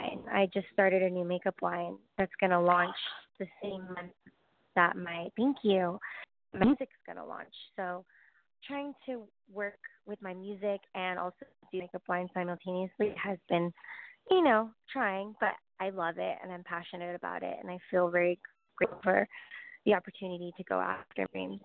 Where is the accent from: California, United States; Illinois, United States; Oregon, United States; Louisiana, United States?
California, United States; Los Angeles; moved away as an adult; I grew up in LA my whole life